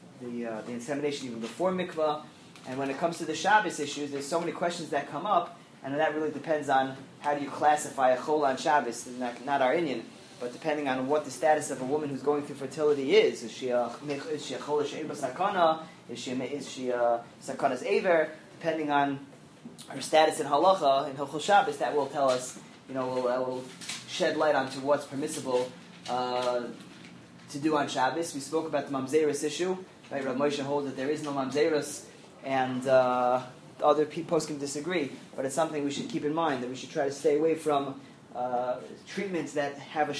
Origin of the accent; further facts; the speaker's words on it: New York City, New York, United States; I'm from Flushing